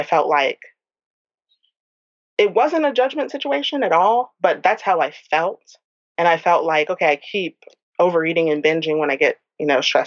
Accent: New Orleans, Louisiana, United States; I'm from New Orleans

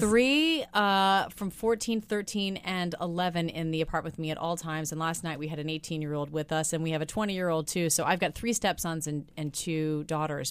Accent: Midwest, United States; moved away; I'm a girl from the Midwest

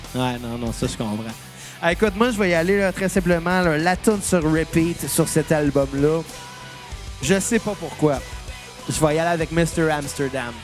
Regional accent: Saint-Rémy, Quebec, Canada; accent: Saint-Rémy; Avec mon accent de Saint-Rémy

